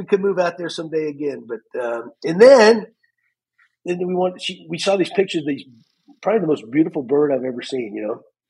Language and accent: English; Montana, United States; born there; And I was born out in Montana. My dad was in the military.